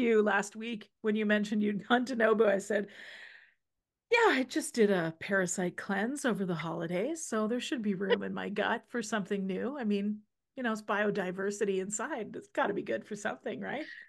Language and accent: English; Saskatchewan, Canada; now in Alberta, Canada; we're both from Saskatchewan